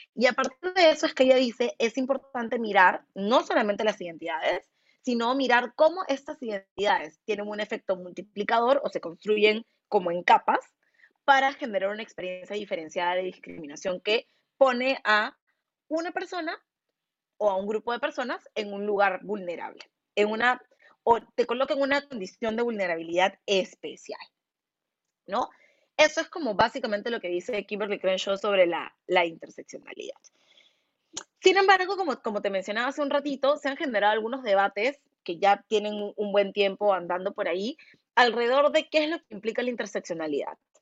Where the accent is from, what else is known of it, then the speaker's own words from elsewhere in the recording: Peru; han pensado que soy cualquier cosa menos una persona peruana, porque no se imaginan que hay afrodescendientes en el Perú